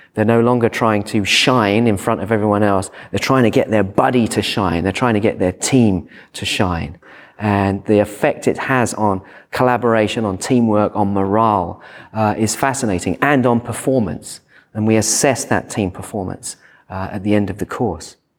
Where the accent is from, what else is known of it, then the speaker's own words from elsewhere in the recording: United Kingdom; moved away as an adult; now in Sydney, Australia; I'm British